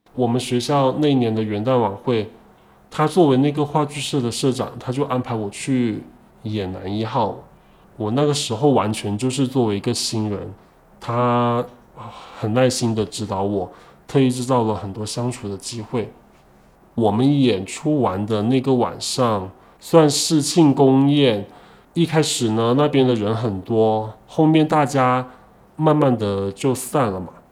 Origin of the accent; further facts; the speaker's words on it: Liuzhou, Guangxi, China; moved away as an adult; now in Guangdong, China; 今年二十七岁，我来自广西柳州，目前在广东